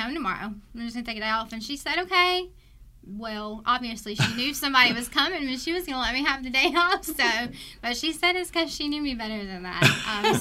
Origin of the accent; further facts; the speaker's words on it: Elko, Georgia, United States; I'm from Elko, which is south of Perry